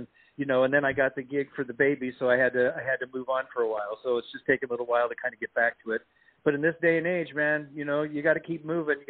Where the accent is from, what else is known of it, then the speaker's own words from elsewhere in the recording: California, United States; also born or lived in New York; I'm a California guy for now. I was born in New York, lived in California most of my life